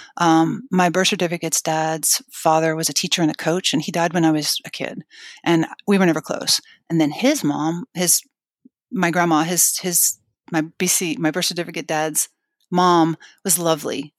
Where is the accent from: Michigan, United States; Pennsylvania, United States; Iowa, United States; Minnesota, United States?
Pennsylvania, United States; Scranton; I was born in Scranton, Pennsylvania.